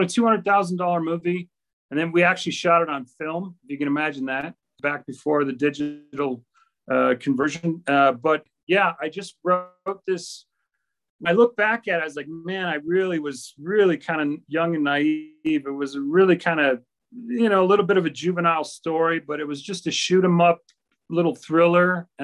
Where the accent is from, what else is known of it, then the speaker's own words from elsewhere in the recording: Minnesota, United States; also born or lived in Chicago; I'm originally from Chicago, but I grew up in Minnesota